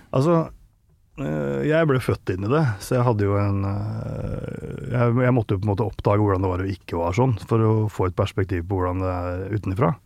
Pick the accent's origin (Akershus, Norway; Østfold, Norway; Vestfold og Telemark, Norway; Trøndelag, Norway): Akershus, Norway; Langhus; moved away as an adult; now in Nittedal, Norway; jeg vokste opp i Follo